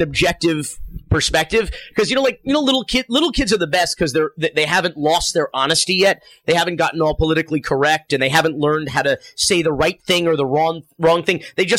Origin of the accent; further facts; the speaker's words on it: Miami, Florida, United States; growing up in Miami